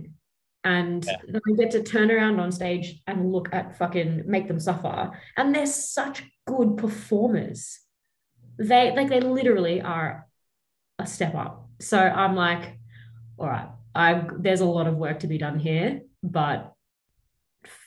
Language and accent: English; Brisbane, Queensland, Australia; I grew up in Brisbane